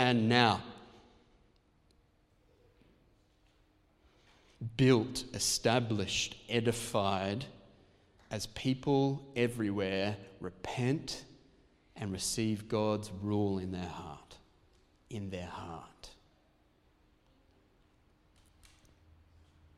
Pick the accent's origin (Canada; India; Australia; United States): Australia; we're Protestants and also because we're Australian.